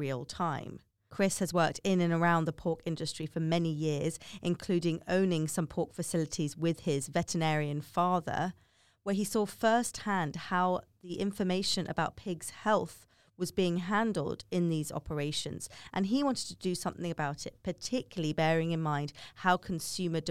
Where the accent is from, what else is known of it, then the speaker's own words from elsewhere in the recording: United Kingdom; moved away; as we call it in the UK